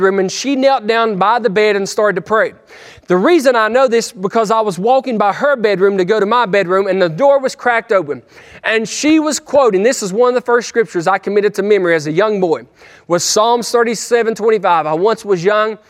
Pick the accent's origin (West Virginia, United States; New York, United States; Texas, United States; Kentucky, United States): West Virginia, United States; I'm a hillbilly from West Virginia